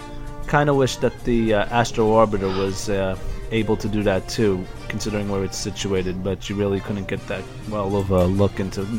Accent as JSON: {"language": "English", "town": "New York City", "region": "New York", "country": "United States", "said": "I come from Queens, New York, and the 1964 World's Fair is about 5 miles away from where I live."}